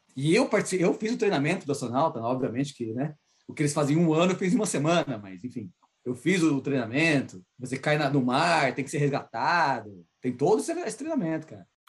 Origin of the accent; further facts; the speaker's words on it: Brazil; accent: Brazilian; now in North Carolina, United States; Meu sotaque brasileiro, meu sotaque latino